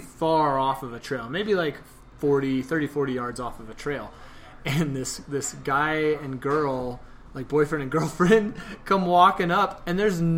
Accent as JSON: {"language": "English", "region": "Oklahoma", "country": "United States", "tie": "born or raised there", "said": "But yeah, and I was born and raised in Oklahoma, so to hear that is awesome."}